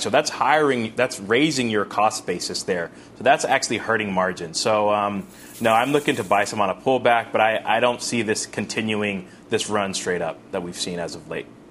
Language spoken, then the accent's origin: English; California, United States; California, my home state